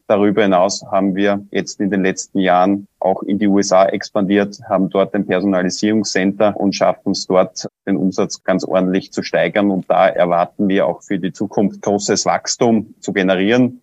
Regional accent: Austria; bei uns in Österreich

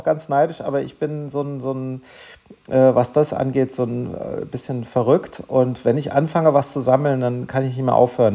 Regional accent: Germany; also born or lived in Darmstadt; ich war ein bisschen der Exot als Deutscher

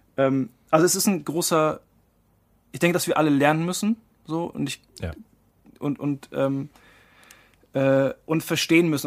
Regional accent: Marktleuthen, Bavaria, Germany; moved away as an adult; also born or lived in Frankfurt / Mannheim; bin da quasi über einer ja, gut bürgerlichen äh, Gastwirtschaft groß geworden

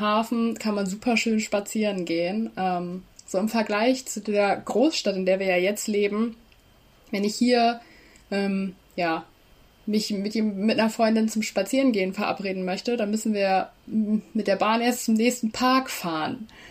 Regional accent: Leer, Lower Saxony, Germany; now in Hannover, Germany; ich komme aus Leer quasi, aus ah. Mormaland.

